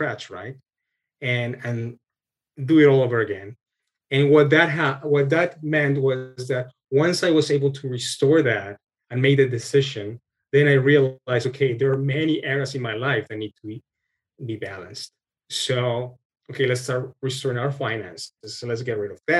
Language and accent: English; Colombia; moved away as an adult; also born or lived in Texas, United States; now in Canada; we're originally from Colombia, my wife and I. And when we got married, we moved to the States